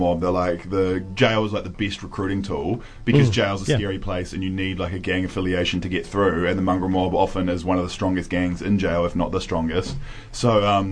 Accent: Nelson, New Zealand; I was from Nelson, New Zealand

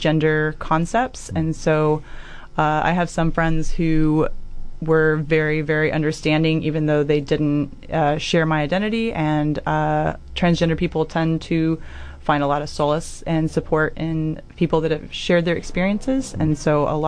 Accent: Texas, United States; moved away as an adult; now in Dunedin, New Zealand; back in Texas, where I'm from, both in my hometown and where I went to undergrad

